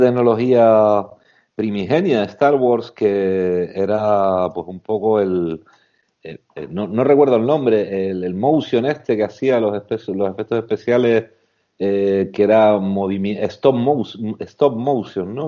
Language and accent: Spanish; Canary Islands, Spain; yo digo que soy canario